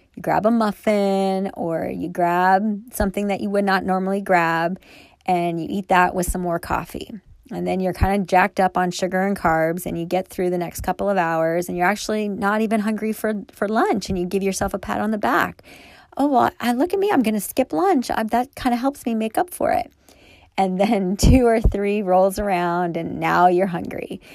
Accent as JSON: {"language": "English", "town": "Thousand Oaks", "region": "California", "country": "United States", "tie": "born or raised there", "said": "I grew up in Thousand Oaks, California, which is in Southern California"}